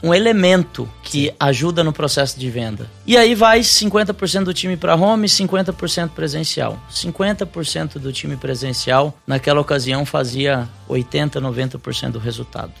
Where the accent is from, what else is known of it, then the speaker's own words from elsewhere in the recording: São Paulo, Brazil; also born or lived in Joinville; eu sou de São Paulo